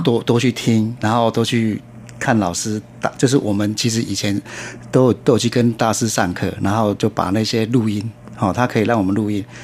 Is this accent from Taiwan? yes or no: yes; Taiwan; 我们台湾人